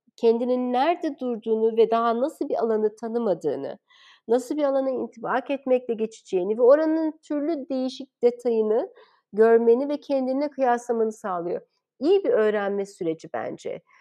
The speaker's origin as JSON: {"language": "Turkish", "region": "Istanbul", "country": "Turkey", "tie": "born or raised there", "moved": "as an adult", "said": "o zamanki İstanbul'da büyümüş biri olarak zaten ben İstanbul'da yabancıydım."}